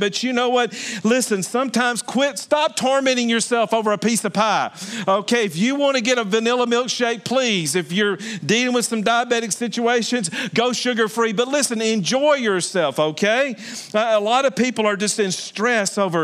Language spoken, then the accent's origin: English; Alabama, United States; I am from Alabama